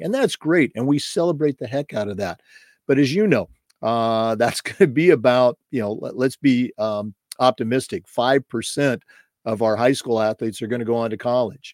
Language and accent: English; Oregon, United States; moved away as an adult; also born or lived in Missouri / Vermont / North Florida / San Jose, California; now in Florida, United States; I was born and raised in Oregon, started my career there